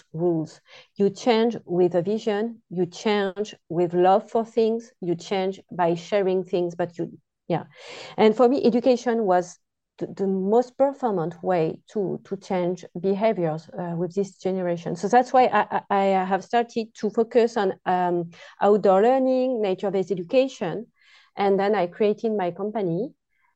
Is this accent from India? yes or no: no; France; accent: French; English is a second language; now in Netherlands; You will soon hear my accent, and I am French, a French woman.